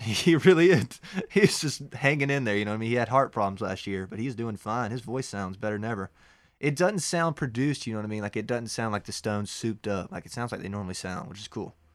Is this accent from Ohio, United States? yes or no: no; Gibson, Georgia, United States; I'm from Gibson, Georgia.